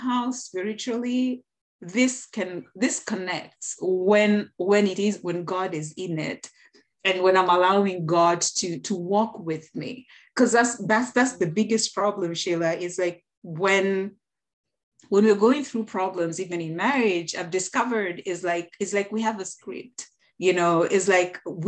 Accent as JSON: {"language": "English", "country": "Kenya", "said": "I'm from the African culture, Kenyan culture to be specific. I am Kenyan."}